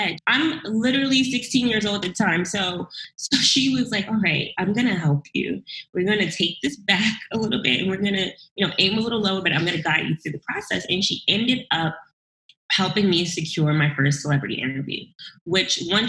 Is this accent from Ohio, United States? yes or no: no; New York City, New York, United States; I'm a girl from Brooklyn. Well, really a woman from Brooklyn.